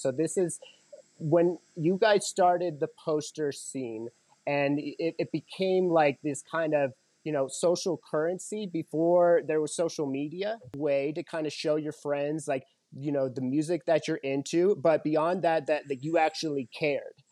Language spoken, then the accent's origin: English; Colorado, United States; Growing up in Colorado